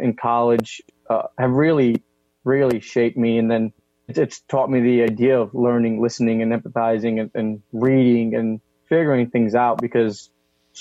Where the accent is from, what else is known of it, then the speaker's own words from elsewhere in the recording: Shelton, Connecticut, United States; I grew up in Shelton, Connecticut, which is a, you know, predominantly white middle class upbringing